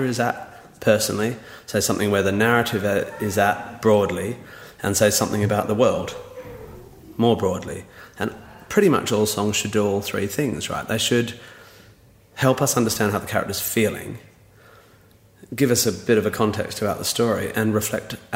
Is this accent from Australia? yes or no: yes; Perth, Western Australia, Australia; moved away; I was from Perth